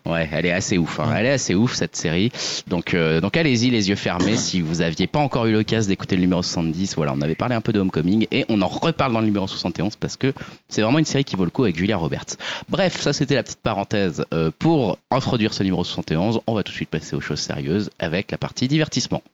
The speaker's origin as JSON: {"language": "French", "area": "Lorraine", "region": "Grand Est", "country": "France", "said": "je suis lorrain d'origine"}